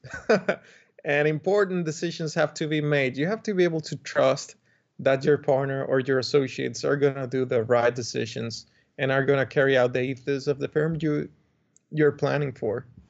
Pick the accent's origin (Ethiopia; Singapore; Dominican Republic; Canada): Dominican Republic; I come from the Dominican Republic, where I grew up